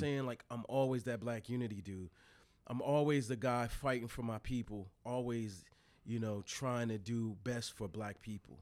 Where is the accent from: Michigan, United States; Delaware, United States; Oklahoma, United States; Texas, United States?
Delaware, United States; Newark; also born or lived in Wilmington, Delaware; born in Wilmington, raised in Newark.